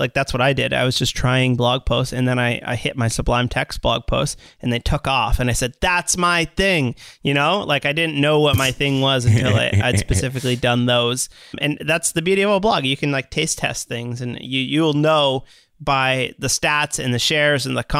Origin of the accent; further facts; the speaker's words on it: Canada; I'm sorry from Canada to the rest of the world for ….